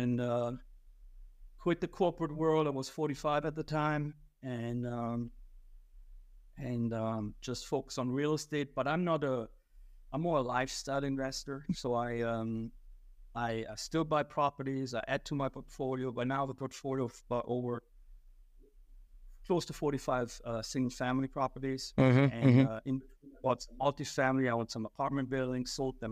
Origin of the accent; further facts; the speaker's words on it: small town close to Frankfurt, Hesse, Germany; English is a second language; moved away as an adult; now in United States; I grew up in Germany, Western Europe